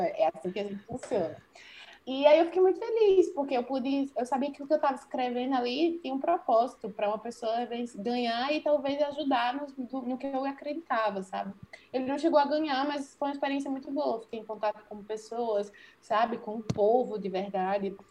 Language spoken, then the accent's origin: Portuguese; Serra Talhada, Pernambuco, Brazil; moved away as an adult; now in João Pessoa, Brazil; eu sou sertaneja, eu sou do interior de Pernambuco, sabe? Serra Talhada